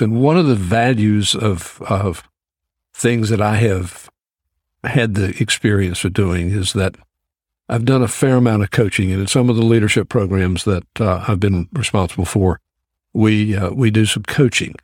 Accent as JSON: {"language": "English", "town": "Greensboro", "region": "North Carolina", "country": "United States", "tie": "born or raised there", "also_born_or_lived": "Georgia"}